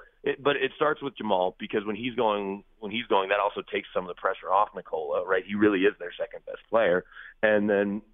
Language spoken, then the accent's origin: English; Dallas, Texas, United States; now in Denver, United States; I grew up in Dallas, and the Stars got there when I was in 9th grade